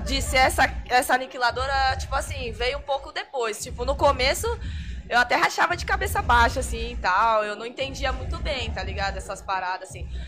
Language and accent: Portuguese; Vinhedo, São Paulo, Brazil; lá da minha cidade, em Vinhedo